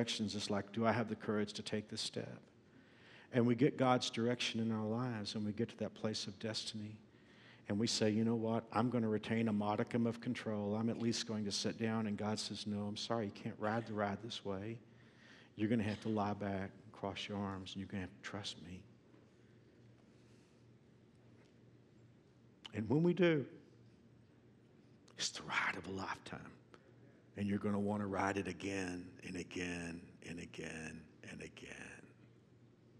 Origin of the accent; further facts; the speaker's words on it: Fort Worth, Texas, United States; my hometown of Fort Worth